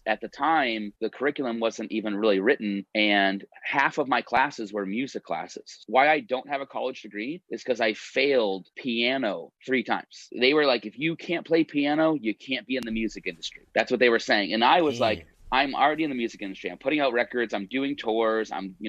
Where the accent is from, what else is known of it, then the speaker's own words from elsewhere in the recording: Hudson, Massachusetts, United States; moved away as an adult; also born or lived in Marlborough, Massachusetts; now in Los Angeles, United States; I'm from Hudson. So between Worcester and Boston, I went to high school in Marlboro